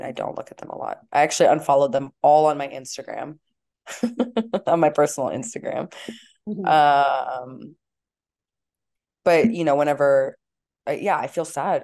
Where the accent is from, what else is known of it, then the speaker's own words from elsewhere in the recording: Los Angeles, California, United States; I grew up in LA, so I grew up around this culture